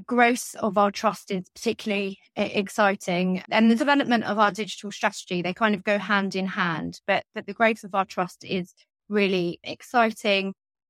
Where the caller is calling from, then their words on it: London, United Kingdom; So I'm calling in from London